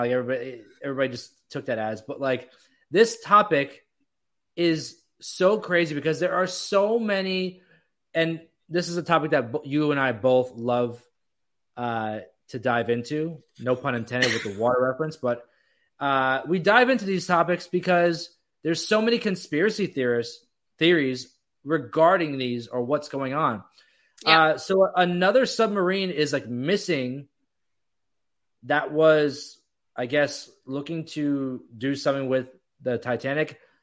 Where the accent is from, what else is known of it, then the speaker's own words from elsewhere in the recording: Florida, United States; growing up in Florida